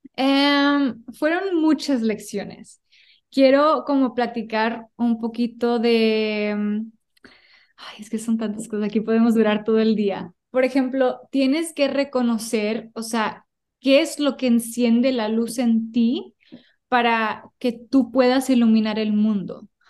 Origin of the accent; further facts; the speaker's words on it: United States; toda mi vida sí he vivido en Estados Unidos, pero en mi casa, mis raíces, mi corazón es, mexicana